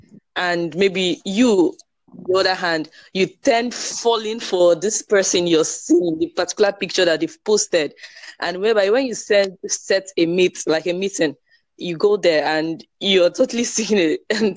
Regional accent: Port Harcourt, Rivers State, Nigeria; I'm from Nigeria, Port Harcourt, River State, to be precise

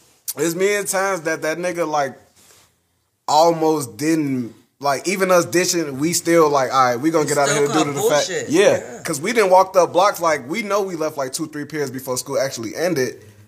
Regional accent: Chicago, Illinois, United States; I went to Gage Park

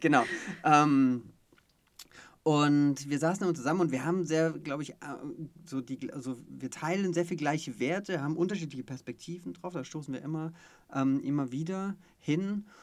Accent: Stuttgart, Baden-Württemberg, Germany; ich bin sogar gebürtiger Stuttgarter ah, ja, ähm, ja, und äh, bin dann in der Nähe von Stuttgart aufgewachsen

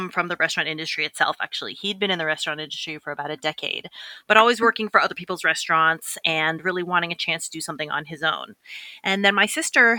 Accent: Boston, Massachusetts, United States; I grew up in Boston

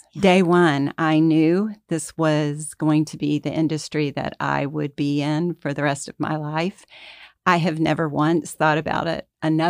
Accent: Atlanta, Georgia, United States; I've always lived in Atlanta. I grew up here. I grew up in La Vista Park.

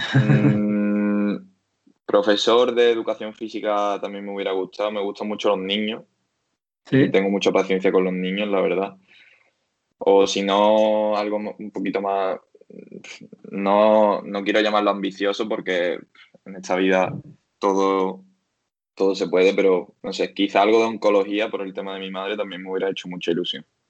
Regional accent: Algeciras, Andalusia, Spain; also born or lived in Seville; en mi casa de Algeciras, yo soy de Algeciras.

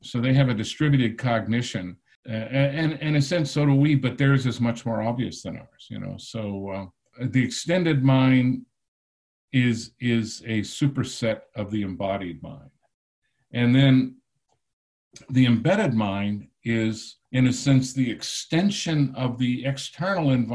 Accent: Texas, United States; growing up in Texas.

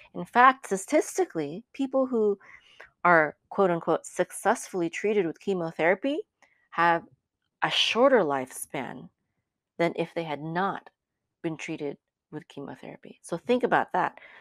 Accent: Philippines; I'm Filipino

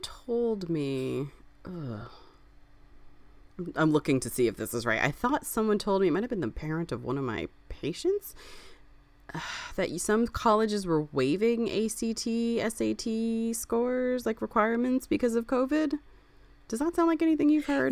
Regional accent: Springfield, United States; I grew up in Springfield. I went to school in Springfield

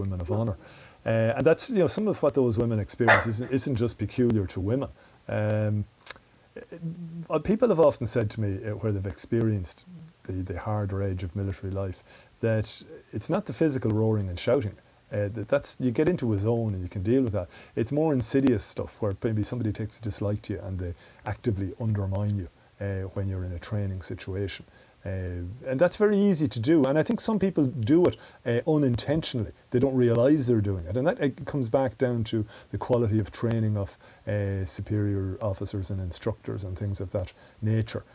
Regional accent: Mullingar, Westmeath, Ireland; also born or lived in Galway; I moved then to Mullingar, back to, which was my hometown

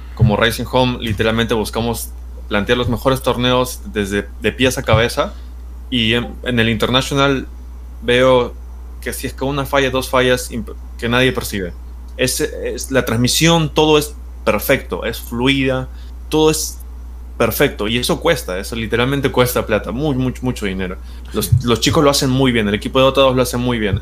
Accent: Peru; yo soy peruano

